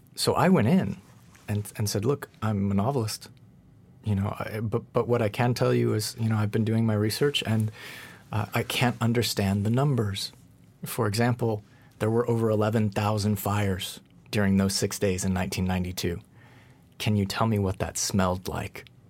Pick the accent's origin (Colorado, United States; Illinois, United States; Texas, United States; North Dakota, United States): Colorado, United States; now in Los Angeles, United States; I'm from Colorado originally. I'm not from L A.